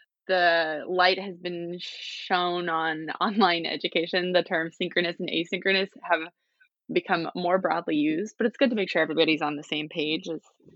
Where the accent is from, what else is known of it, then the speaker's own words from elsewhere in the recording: Vancouver, British Columbia, Canada; also born or lived in Utah; I am from the Vancouver area, but I actually spent all of my time getting my degrees in Utah at Brigham Young University.